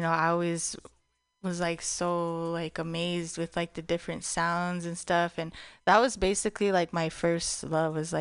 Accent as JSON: {"language": "English", "town": "Taos", "region": "New Mexico", "country": "United States", "tie": "born or raised there", "moved": "yes", "lives_now": "San Francisco Bay Area, United States", "said": "in Taos, in my hometown"}